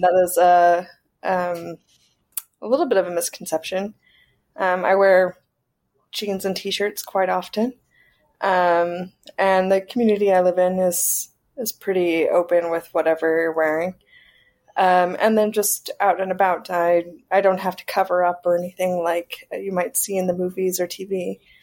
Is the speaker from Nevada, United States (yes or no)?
no; South Carolina, United States; moved away as an adult; now in Saudi Arabia; I'm from South Carolina